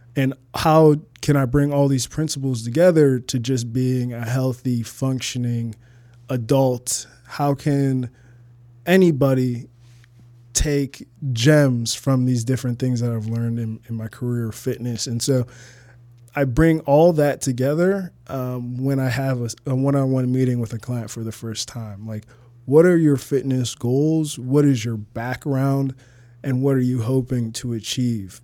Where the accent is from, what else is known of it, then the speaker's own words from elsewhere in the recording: Toledo, Ohio, United States; moved away as an adult; also born or lived in Arizona / Uganda (parents); now in Chicago, United States; I lived twenty-one years in Toledo, Ohio